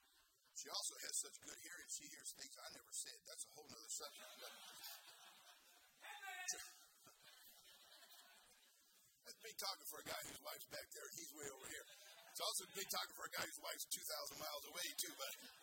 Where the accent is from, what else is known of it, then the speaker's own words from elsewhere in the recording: California, United States; a hippie from the 60s, born and raised in California, public school system